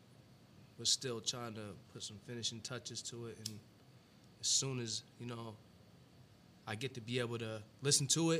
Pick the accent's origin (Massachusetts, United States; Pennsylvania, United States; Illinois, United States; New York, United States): Massachusetts, United States; Brockton; I'm from Brockton